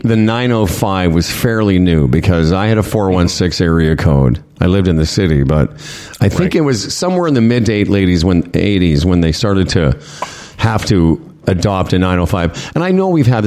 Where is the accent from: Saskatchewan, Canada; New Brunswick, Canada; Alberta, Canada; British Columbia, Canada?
Saskatchewan, Canada; Moose Jaw; Growing up in Moose Jaw